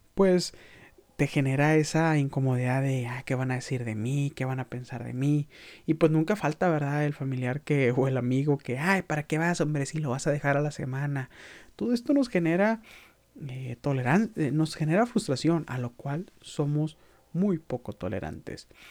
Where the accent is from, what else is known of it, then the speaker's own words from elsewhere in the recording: Mexico; como mexicanos tenemos